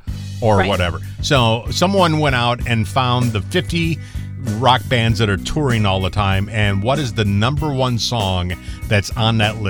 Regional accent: Michigan, United States; born or raised there; moved away

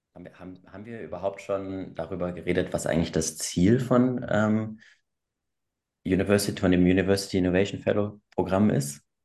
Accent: Hamburg, Germany; also ich komme aus Bergedorf, ich komme ursprünglich aus Hamburg.

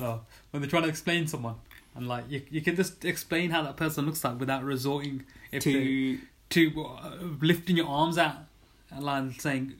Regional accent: Birmingham, West Midlands, United Kingdom; I'm from Birmingham, but the family's from the north of, like, North India, so near the Punjab

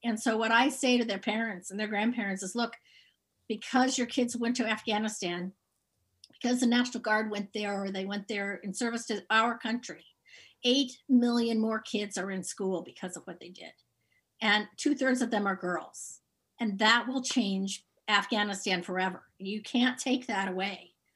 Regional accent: Mount Pleasant, Iowa, United States; also born or lived in upstate New York / Van Meter, Iowa; growing up in Mount Pleasant

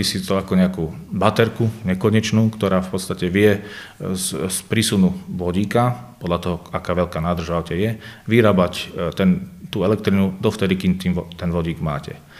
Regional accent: Banská Bystrica, Banská Bystrica Region, Slovakia; ja som z Banskej Bystrice, prídem sem z Banskej Bystrice

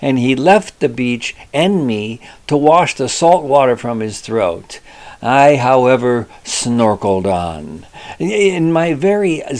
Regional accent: Cleveland, Ohio, United States; I was born in Cleveland.

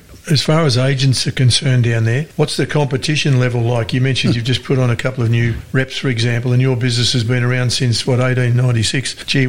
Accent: Victoria, Australia; I'm from Victoria, so you can hear the Albany business come out all wrong.

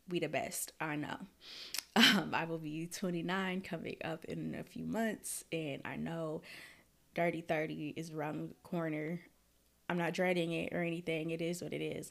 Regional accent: Minneapolis, Minnesota, United States; moved away as an adult; also born or lived in Florida; now in Detroit, United States; I was born and raised in Minneapolis, Minnesota, the north side.

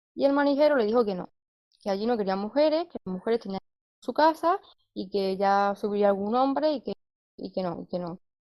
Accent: Andalusia, Spain; como andaluza que somos

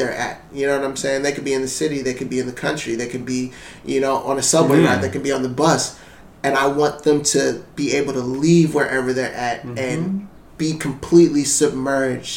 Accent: Ann Arbor, Michigan, United States; also born or lived in Columbus; I'm originally from Ann Arbor, Michigan

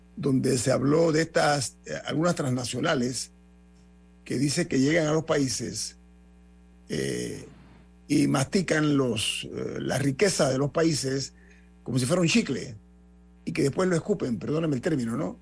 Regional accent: Panama; a mí como panameño

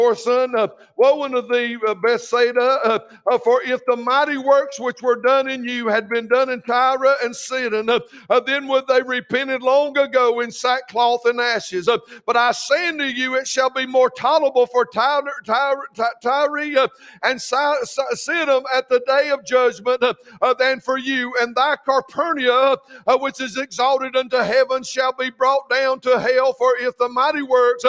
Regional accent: United States; we as American

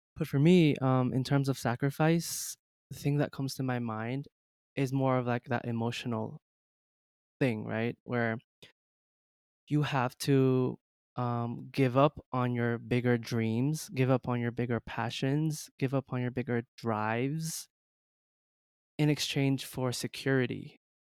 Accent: Jamaica; moved away as an adult; also born or lived in China; I was born in China, but then I moved to Jamaica at the age of five or six, um, so I'm, I was basically raised in Jamaica

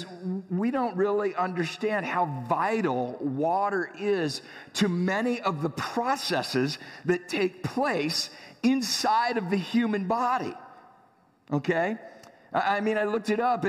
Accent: San Diego, California, United States; I grew up in San Diego

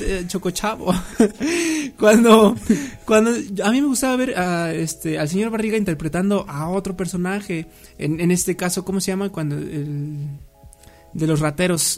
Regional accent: Mexico

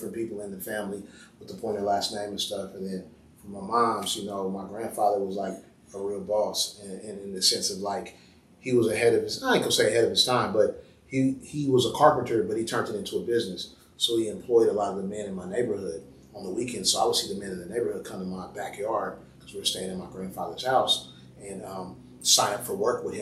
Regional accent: Oakland, California, United States; we're from West Oakland, my dad and my mom's side.

